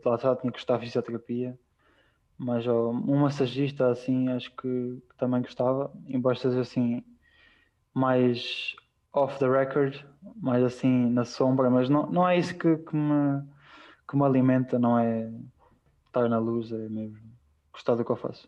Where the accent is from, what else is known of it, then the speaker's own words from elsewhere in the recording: A dos Francos, Leiria District, Portugal; moved away as an adult; now in Andorra; foi aí que eu cresci, foi com aquelas pessoas que eu cresci